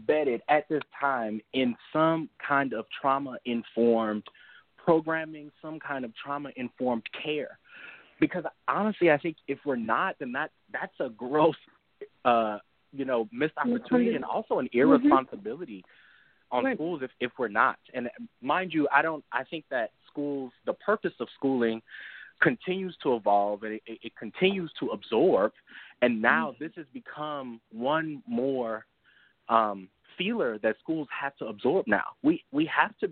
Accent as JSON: {"language": "English", "region": "Louisiana", "country": "United States", "tie": "born or raised there", "said": "Growing up in Louisiana"}